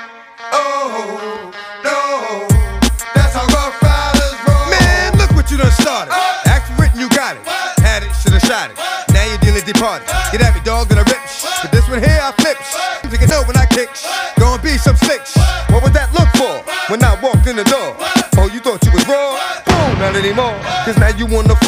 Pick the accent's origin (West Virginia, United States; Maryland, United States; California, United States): Maryland, United States; moved away; growing up as a little kid, growing up in Maryland, then I moved here.